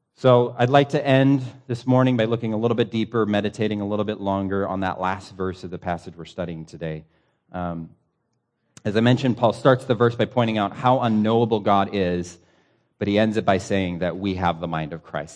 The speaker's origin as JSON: {"language": "English", "country": "United States", "said": "As an American pastor"}